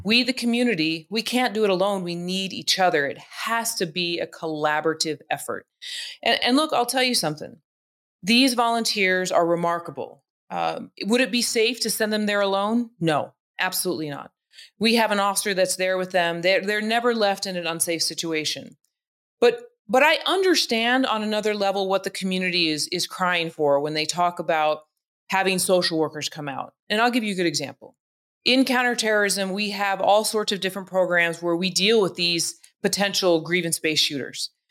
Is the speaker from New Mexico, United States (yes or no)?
yes; Albuquerque, New Mexico, United States; I was from Albuquerque, New Mexico, where everybody looked like Punch.